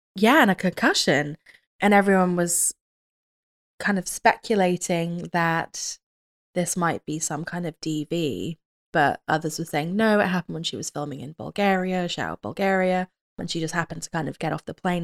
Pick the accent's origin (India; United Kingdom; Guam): United Kingdom; I'm British